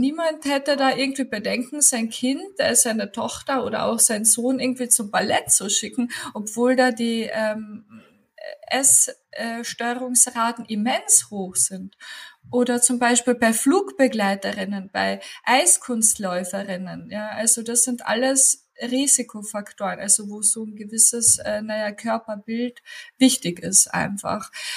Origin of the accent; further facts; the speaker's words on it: Klagenfurt, Carinthia, Austria; moved away as an adult; now in Upper Austria, Austria; ich habe auch noch Kommunikationswissenschaften studiert in Klagenfurt gebürtig. Komme ich aus Klagenfurt.